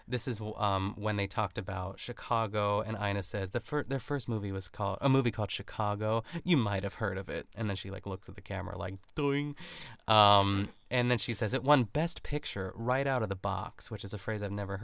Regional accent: Canada; It's like when you go out like and as a Canadian, like

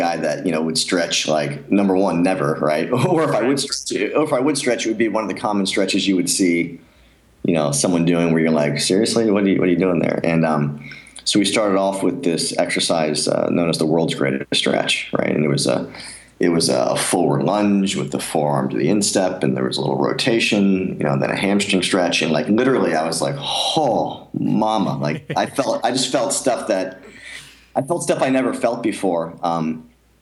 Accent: near Philadelphia, Pennsylvania, United States; moved away; growing up near Philadelphia, I was a huge Rocky fan

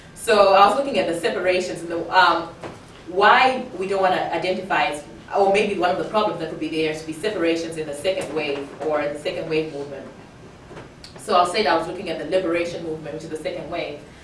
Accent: Zimbabwe; moved away; I'm also from Zimbabwe

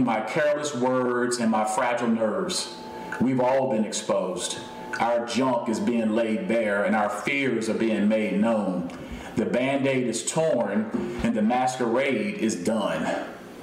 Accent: United States; I was born into an earthly kingdom with my citizenship being in the United States.

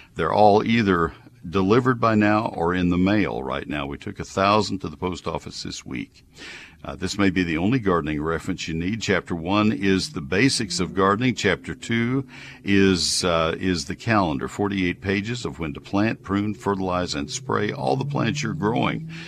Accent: College Station, Texas, United States; also born or lived in Ohio; growing up in College Station, Texas, which is even farther south, and uh, the the son of parents from Nebraska

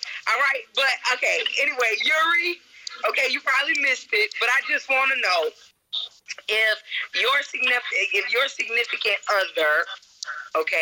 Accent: New Orleans, Louisiana, United States; I'm from New Orleans.

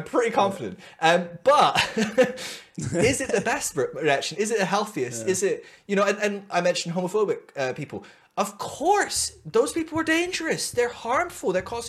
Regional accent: Scotland, United Kingdom; I'm Scottish.

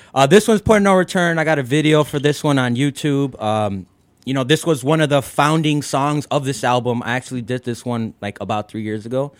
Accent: United States; first language English; I was born in the states, and you know my first language is you know English

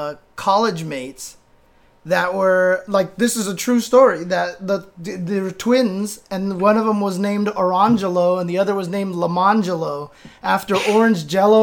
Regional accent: United States; I was born in America.

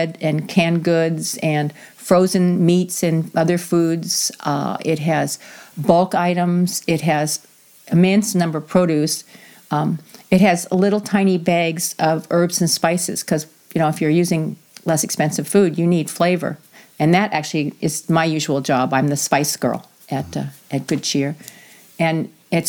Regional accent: New England, United States; now in South Whidbey, United States; I grew up in New England where there is somewhat of a caste system.

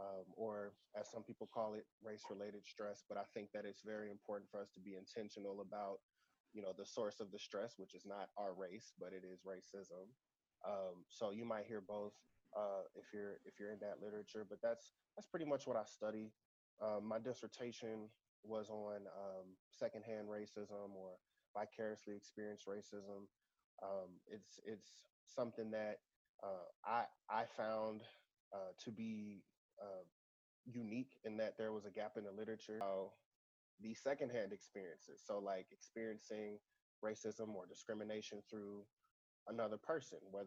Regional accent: St. Louis, Missouri, United States; moved away as an adult; also born or lived in Atlanta, Georgia / Memphis, Tennessee / Kentucky; now in Birmingham, United States; I also am from St. Louis, Missouri

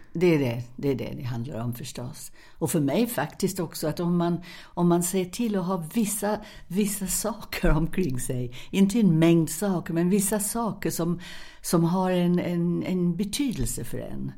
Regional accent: England, United Kingdom; now in Sweden; jag är engelska

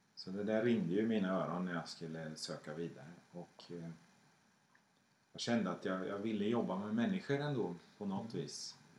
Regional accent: Skänninge, Östergötland, Sweden; Jag växte upp i Skänninge på 70-talet

